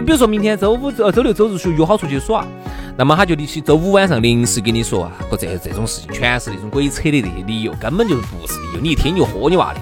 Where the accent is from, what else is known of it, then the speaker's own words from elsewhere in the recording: Sichuan, China; 我们四川人